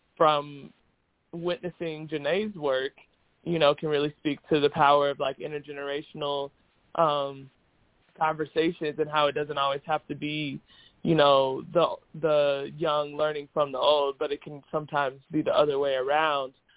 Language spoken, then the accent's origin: English; Indianapolis, Indiana, United States; moved away as an adult; also born or lived in Chicago; I'm originally from Indianapolis. Um, spent all you know the first 18 years of my life there